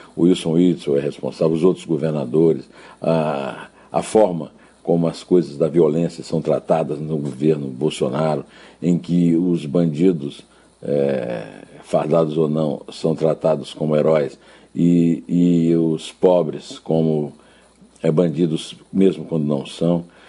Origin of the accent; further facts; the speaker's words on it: Brazil; eu sou brasileiro